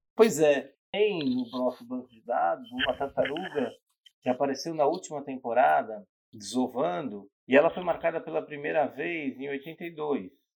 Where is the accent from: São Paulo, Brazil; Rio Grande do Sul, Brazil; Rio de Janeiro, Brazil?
São Paulo, Brazil; E eu sou de São Paulo, minha família tinha uma casa em Ubatuba